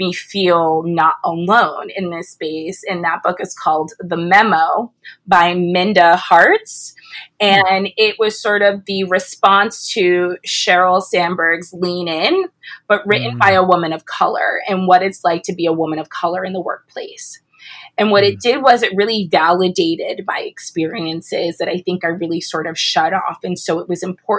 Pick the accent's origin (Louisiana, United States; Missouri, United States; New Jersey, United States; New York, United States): New Jersey, United States; I'm from Jersey originally